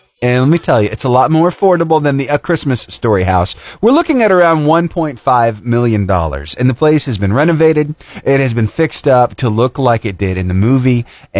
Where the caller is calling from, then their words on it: Alabama, United States; Alabama, in North Alabama.